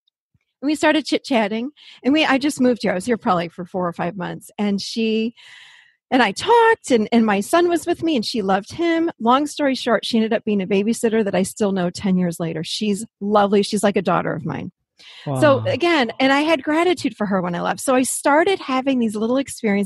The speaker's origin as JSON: {"language": "English", "town": "Rochester", "region": "New York", "country": "United States", "tie": "born or raised there", "moved": "as an adult", "lives_now": "Nashville, United States", "said": "I'm actually born and raised in Rochester, New York, up North"}